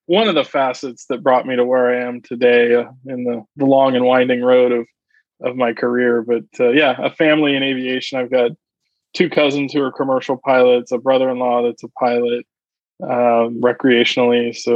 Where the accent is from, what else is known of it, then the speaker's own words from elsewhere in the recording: Alaska, United States; born there; also born or lived in Omaha, Nebraska; I was born in Alaska, and mm-hmm. uh, my dad was was stationed there. He was a pilot in the Air Force, and we did a couple of tours there